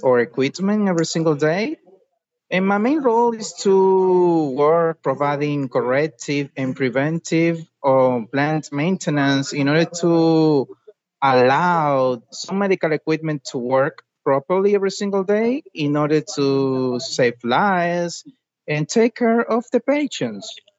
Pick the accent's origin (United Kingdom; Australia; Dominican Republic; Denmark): Dominican Republic; English is a second language; I am from Dominican Republic